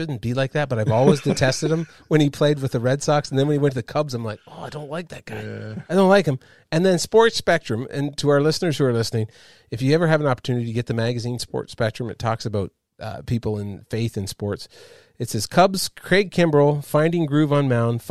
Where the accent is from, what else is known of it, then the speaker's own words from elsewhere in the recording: Montreal, Quebec, Canada; moved away; I'm a Montrealer